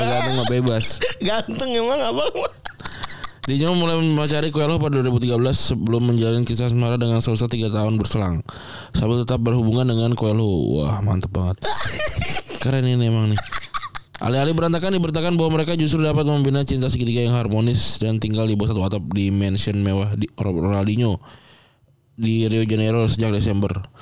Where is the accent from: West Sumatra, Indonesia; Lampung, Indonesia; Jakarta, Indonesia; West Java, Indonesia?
Jakarta, Indonesia; lahir dan besar di Jakarta